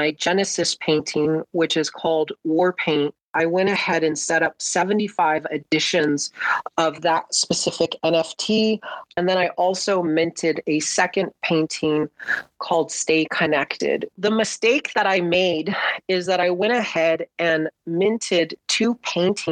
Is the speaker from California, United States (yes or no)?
yes; Los Angeles, California, United States; I was born in Southern California